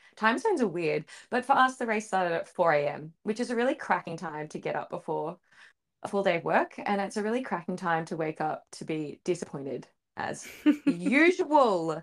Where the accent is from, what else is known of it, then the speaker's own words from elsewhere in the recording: Australia; we are an Aussie F one podcast